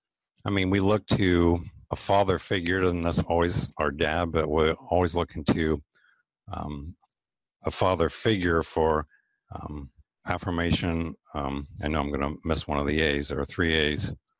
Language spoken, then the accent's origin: English; Lancaster, Ohio, United States; moved away as an adult; now in Columbus, United States; I actually grew up in Lancaster, Ohio, which is about an hour southeast of Columbus